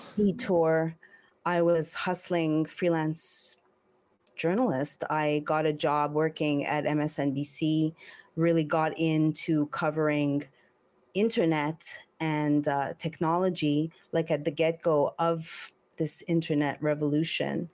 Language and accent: English; Montreal, Quebec, Canada; moved away; also born or lived in Los Angeles; I'm from Montreal